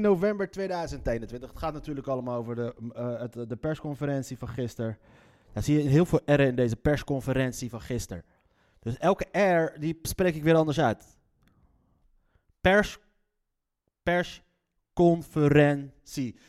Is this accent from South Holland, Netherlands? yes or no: yes; Leiden, South Holland, Netherlands; accent: Leids; mijn Leidse accent